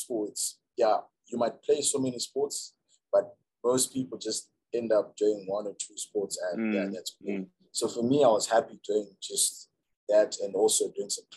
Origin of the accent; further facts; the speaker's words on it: Banket, Mashonaland West, Zimbabwe; also born or lived in Harare; Okay, so I was actually born in Harare. But then my family moved to the countryside. We were in Mashikade, Banket